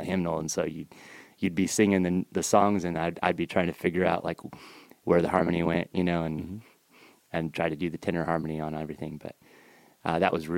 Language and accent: English; about an hour north of Seattle, rural Washington State, United States; In Texas or rural Washington State, about an hour north of Seattle